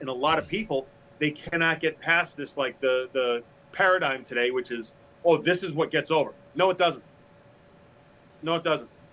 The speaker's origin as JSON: {"language": "English", "region": "Massachusetts", "country": "United States", "tie": "born or raised there", "moved": "yes", "lives_now": "Louisville, United States", "said": "I grew up in Massachusetts, I live in Louisville"}